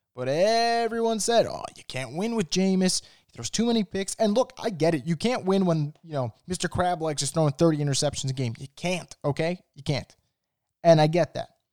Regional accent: New York, United States; I'm, I'm from New York

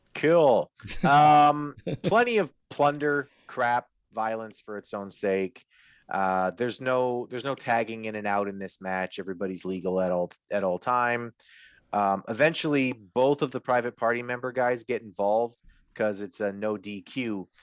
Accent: Winnipeg, Manitoba, Canada; I'm from Winnipeg

